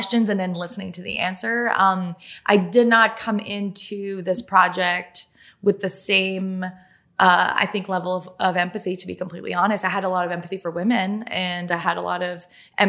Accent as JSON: {"language": "English", "country": "Canada", "first_language": "French", "second_language": "English", "said": "I'm French Canadian. English is my second language."}